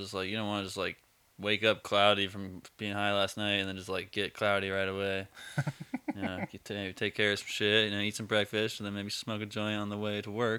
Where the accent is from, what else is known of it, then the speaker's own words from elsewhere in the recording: Eugene, Oregon, United States; Yep, born and raised.